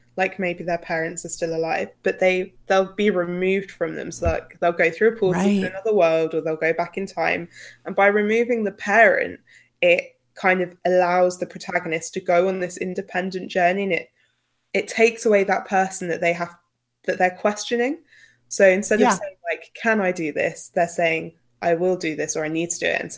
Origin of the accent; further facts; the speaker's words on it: United Kingdom; accent: British; in my British accent